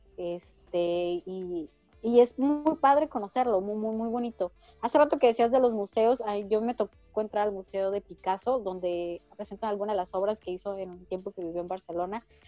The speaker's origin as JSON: {"language": "Spanish", "town": "Ensenada", "region": "Baja California", "country": "Mexico", "said": "yo soy de Ensenada"}